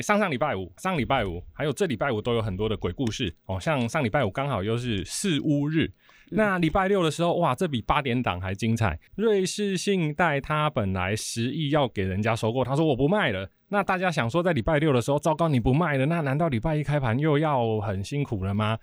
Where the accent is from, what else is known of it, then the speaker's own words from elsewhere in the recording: Taiwan; 我们台湾人